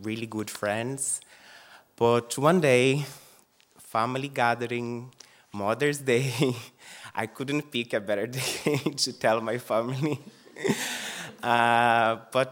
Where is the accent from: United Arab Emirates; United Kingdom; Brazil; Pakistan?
Brazil; English is a second language; moved away as an adult; now in Dublin, Ireland; I'm actually from Brazil, living this beautiful island for the past 9 years. I came here to learn English. Before that, I couldn't even say hi.